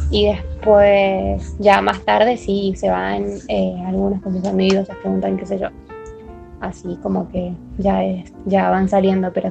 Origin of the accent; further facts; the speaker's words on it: Corrientes, Argentina; Bueno, en mi provincia, por ejemplo, eh, yo soy de Corrientes, que es al norte de Argentina